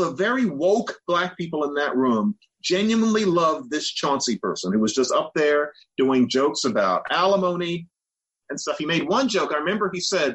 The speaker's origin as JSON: {"language": "English", "town": "Philadelphia", "region": "Pennsylvania", "country": "United States", "tie": "born or raised there", "said": "I grew up in Philadelphia"}